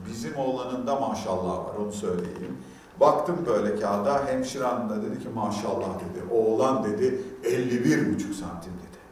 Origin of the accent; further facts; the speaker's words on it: Antakya, Hatay, Turkey; born there; Ben 1974 yılında Hatay Antakya'da doğdum.